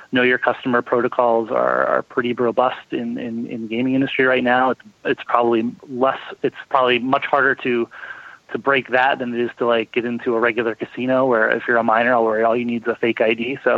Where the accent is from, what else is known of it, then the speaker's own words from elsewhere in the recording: Oregon, United States; my home state of Oregon here